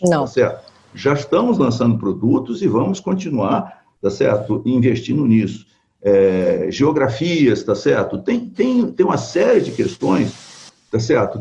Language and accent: Portuguese; Brazil